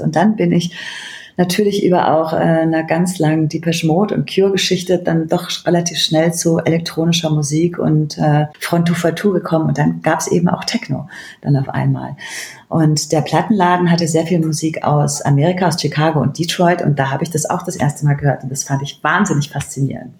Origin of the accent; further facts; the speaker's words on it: Bergisch Gladbach, North Rhine-Westphalia, Germany; moved away as an adult; also born or lived in Berlin; bin aufgewachsen in Köln, in der Nähe von Köln, in Bergisch Gladbach